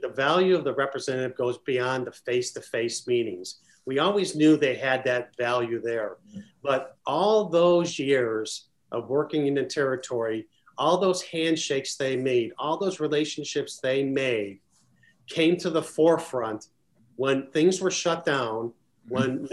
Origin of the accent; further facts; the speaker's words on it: Chicago, Illinois, United States; where I grew up in Chicago